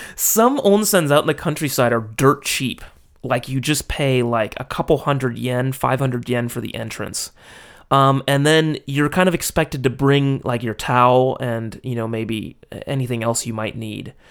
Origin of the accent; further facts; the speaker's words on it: Los Angeles, California, United States; moved away as an adult; now in Japan; my hometown